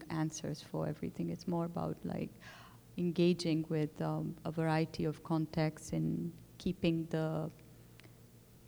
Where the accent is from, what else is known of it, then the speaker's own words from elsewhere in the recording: Pakistan; my own relationship to Urdu language in terms of growing up with this, in Pakistan